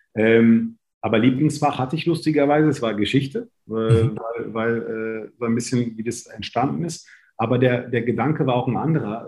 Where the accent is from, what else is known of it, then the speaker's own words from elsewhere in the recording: Berlin, Germany; ich bin in Berlin-Kreuzberg aufgewachsen.